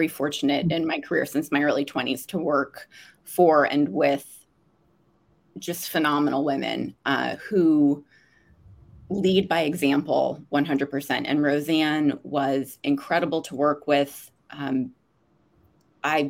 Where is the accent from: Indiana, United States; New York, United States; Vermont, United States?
Vermont, United States; moved away as an adult; also born or lived in Washington, D.C. / Australia; I am from Vermont, born and raised, and grew up there